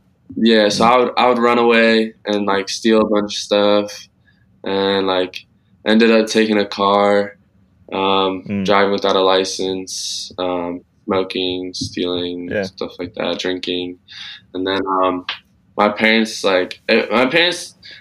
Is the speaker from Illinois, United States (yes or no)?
no; California, United States; born or raised there; also born or lived in Bronx, New York City, United States